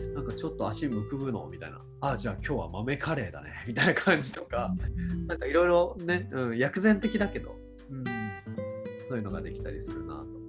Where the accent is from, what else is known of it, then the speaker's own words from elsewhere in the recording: Chiba, Japan; moved away; 僕地元千葉ですけど